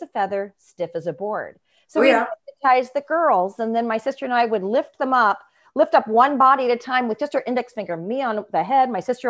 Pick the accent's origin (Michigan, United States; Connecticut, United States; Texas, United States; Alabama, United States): Michigan, United States; Ishpeming; I was born in Ishpeming, Michigan, in the UP.